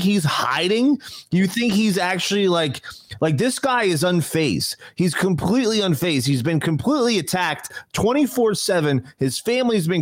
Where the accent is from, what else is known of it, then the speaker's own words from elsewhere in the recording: New Jersey, United States; I'm from New Jersey.